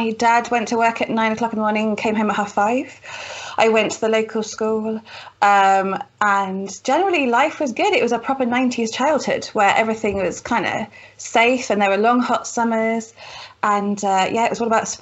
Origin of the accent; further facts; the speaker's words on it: Cheltenham, South West England, United Kingdom; moved away; I grew up in lovely Cheltenham